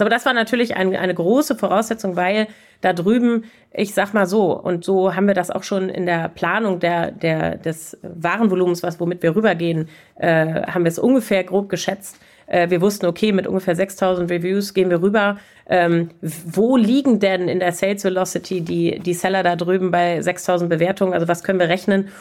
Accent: Germany; als Deutsche

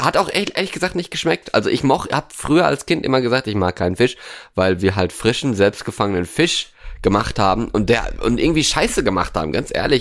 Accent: Norway; now in Germany; in Norwegen, in meiner alten Heimat

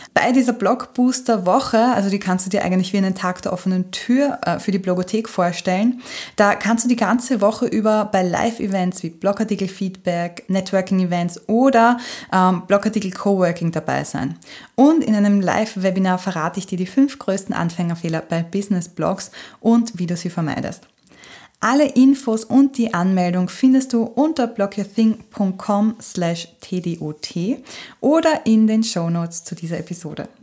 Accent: Austria; bei uns in Österreich

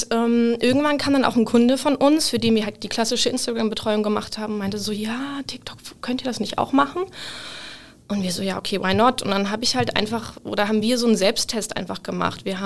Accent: Hamburg, Germany; now in Cologne, Germany; Ich komme ursprünglich aus Hamburg. Ich bin ähm, vor vier Jahren nach Köln gezogen für mein Online-Marketing-Studium

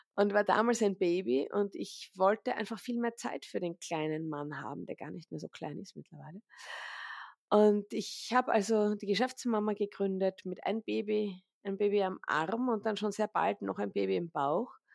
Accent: Vienna, Austria; ich bin aus Wien, ich lebe auch in Wien, im Zentrum von Wien

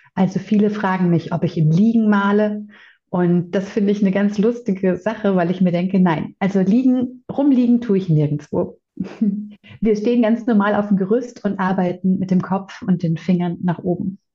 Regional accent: Bavaria, Germany; bei uns in Bayern

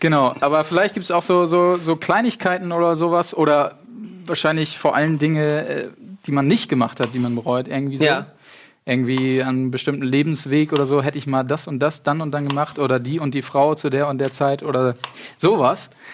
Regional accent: Achim, Lower Saxony, Germany; Gebürtig, äh, aus Achim

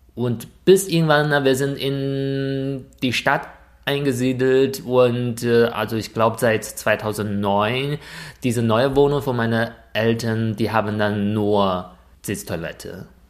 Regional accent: China; born or raised there; German is a second language; moved away as an adult; now in Germany

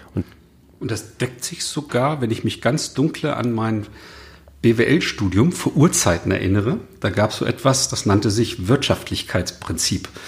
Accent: the North, Northern Germany, Germany; der Dialekt ist vielleicht bei uns im Norden nicht so geläufig

